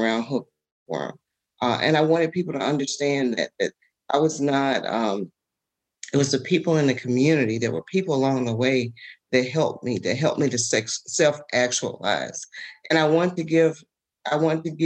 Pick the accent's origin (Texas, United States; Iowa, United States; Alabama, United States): Alabama, United States; Lowndes County; the community I grew up in Lowndes County